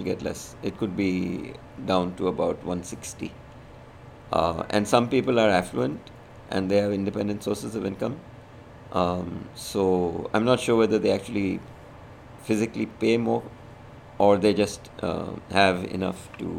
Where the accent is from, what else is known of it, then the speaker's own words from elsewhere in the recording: India; moved away; I'm Indian